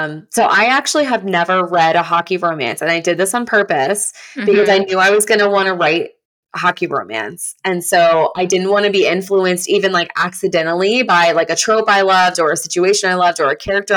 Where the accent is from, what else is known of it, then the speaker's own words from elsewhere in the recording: Oklahoma, United States; now in Tampa, United States; I was born and raised in Oklahoma